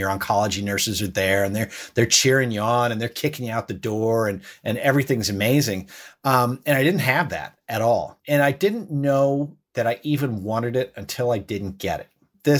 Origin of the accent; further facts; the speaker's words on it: Ireland; born there; I was born in Ireland